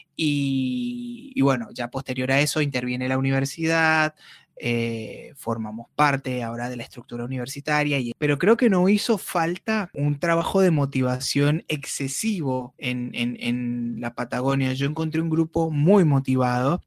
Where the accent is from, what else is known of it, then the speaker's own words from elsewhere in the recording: Turmero, Aragua, Venezuela; moved away as an adult; now in Comodoro Rivadavia, Argentina; yo soy de una ciudad de Venezuela llamada Maracay, ah, específicamente de un pueblo llamado Turmero, que está en el estado de Aragua